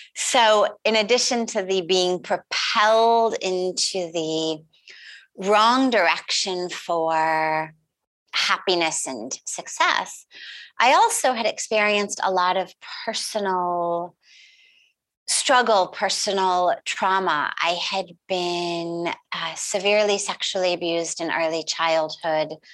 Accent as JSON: {"language": "English", "town": "Los Angeles", "region": "California", "country": "United States", "tie": "born or raised there", "said": "I grew up in California, in Los Angeles, quite literally in Hollywood or the Hollywood Hills"}